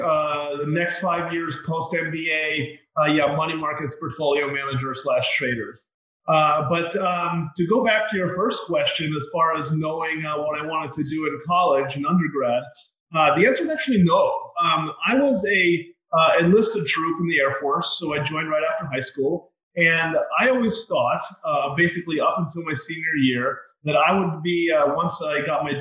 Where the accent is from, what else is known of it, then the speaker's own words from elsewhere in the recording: Denver, Colorado, United States; I grew up in Denver, Colorado, went to the University of Colorado